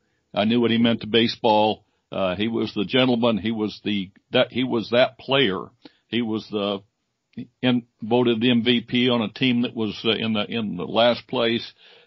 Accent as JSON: {"language": "English", "region": "Illinois", "country": "United States", "tie": "born or raised there", "said": "I grew up in Illinois, Cubs fan."}